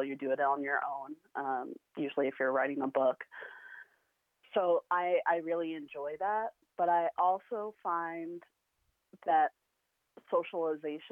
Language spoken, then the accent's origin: English; Waukesha, Wisconsin, United States; Waukesha, my hometown